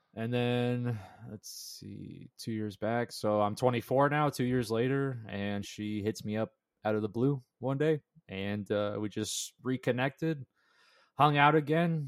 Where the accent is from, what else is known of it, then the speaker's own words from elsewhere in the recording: Las Vegas, Nevada, United States; now in Las Vegas, United States; I was born in Las Vegas, and I met Jared in middle school.